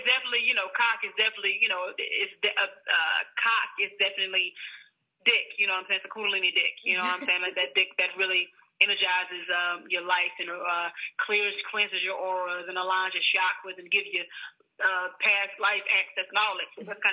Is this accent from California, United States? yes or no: no; Monroe, Louisiana, United States; I'm from Louisiana, from Monroe, Louisiana.